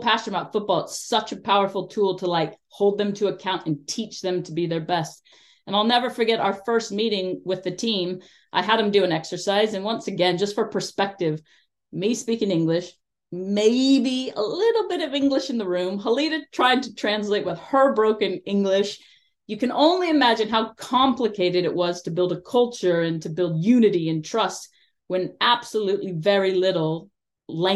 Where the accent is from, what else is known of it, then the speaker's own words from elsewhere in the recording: United States; moved away; I'm an American working with Afghanistan. I know that growing up in my country